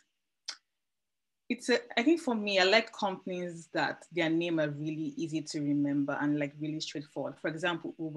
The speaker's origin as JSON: {"language": "English", "country": "Nigeria", "moved": "yes", "lives_now": "Amsterdam, Netherlands", "said": "I currently live in Amsterdam, though I'm Nigerian"}